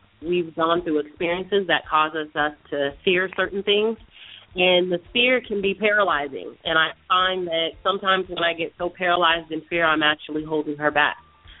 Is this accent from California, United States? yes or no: yes; San Jose, California, United States; now in Sacramento, United States; We are originally from San Jose, California.